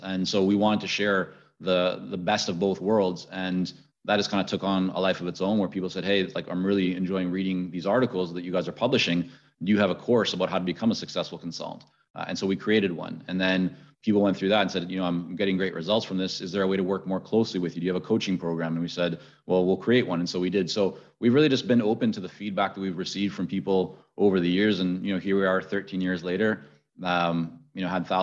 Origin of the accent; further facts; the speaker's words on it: Vancouver, British Columbia, Canada; also born or lived in Middle East; I had spent time growing up in the Middle East. I was growing up then later in Vancouver high school years